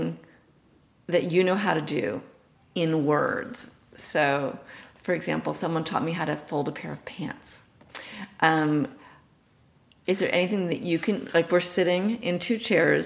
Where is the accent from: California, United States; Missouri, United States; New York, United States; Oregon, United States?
New York, United States; New York City; I'm born and bred in New York City